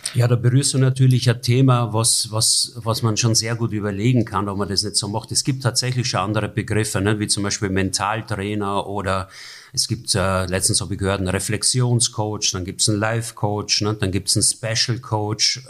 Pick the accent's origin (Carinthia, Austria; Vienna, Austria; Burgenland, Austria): Burgenland, Austria; moved away as an adult; now in Germany; wie man meiner Sprache quasi immer noch entnehmen kann, obwohl ich jetzt seit 30 Jahren in Deutschland lebe, bin ich Österreicher und bin auch stolz drauf, Österreicher zu sein aus dem Burgenland